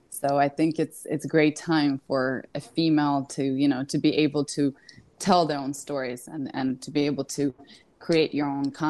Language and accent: English; Kyiv, Ukraine; moved away as an adult; also born or lived in London; I was born in Kiev, Ukraine.